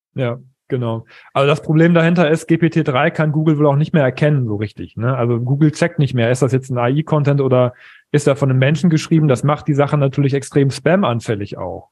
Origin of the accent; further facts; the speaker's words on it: East Frisia, Lower Saxony, Germany; ich bin Ostfriese